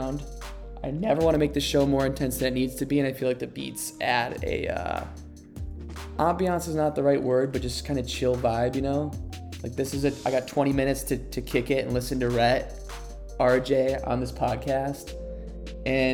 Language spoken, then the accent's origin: English; United States; I'm an American